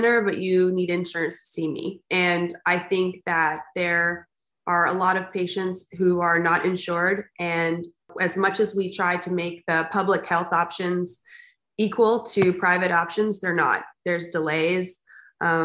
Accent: South Texas, United States; I grew up in South Texas, where kind of everyone was a barrel racer

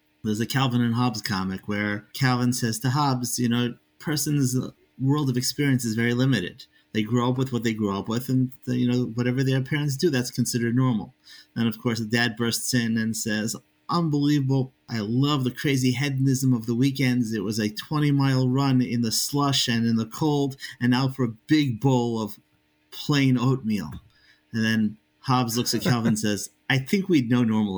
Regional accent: Long Island, New York, United States; I grew up in Long Island in a strong conservative home

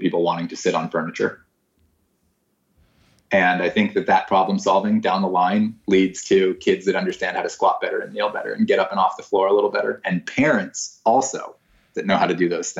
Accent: South Florida, United States; moved away as an adult; also born or lived in Orlando, Florida; now in Santa Barbara, United States; I went to college in Orlando and I grew up in South Florida

